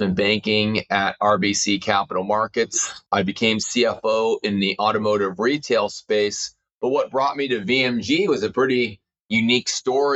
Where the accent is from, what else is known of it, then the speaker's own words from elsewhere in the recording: Houston, Texas, United States; now in Northern California, United States; I grew up in Houston, Texas to immigrant parents.